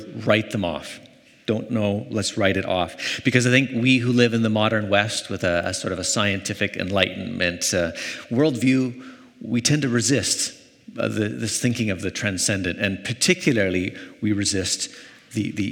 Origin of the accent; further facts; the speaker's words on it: Canada; Growing up in Canada